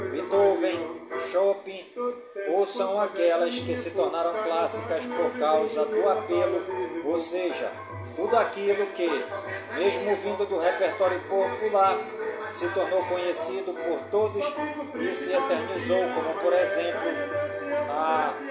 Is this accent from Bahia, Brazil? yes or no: no; Careiro da Várzea, Amazonas, Brazil; Careiro, da Vaz minha cidade natal